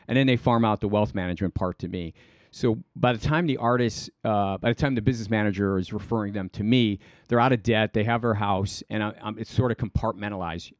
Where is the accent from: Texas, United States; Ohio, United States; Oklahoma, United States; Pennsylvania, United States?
Ohio, United States; Cleveland; moved away as an adult; also born or lived in Panama; now in Manhattan Beach, United States; I grew up in Cleveland.